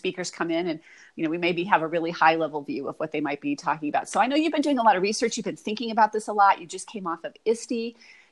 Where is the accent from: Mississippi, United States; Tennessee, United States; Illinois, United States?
Illinois, United States; Champaign; also born or lived in Chicago, Illinois; I was born and bred in the Midwest, born in Chicago, and, you know, lived in Champaign-Urbana most of my life